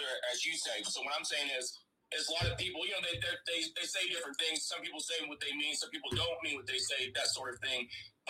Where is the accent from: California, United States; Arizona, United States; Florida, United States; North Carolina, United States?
Florida, United States; Tampa; also born or lived in St. Petersburg, Florida; And I was raised and born, and we were raised in Tampa, but I was living in St. Pete most of my life.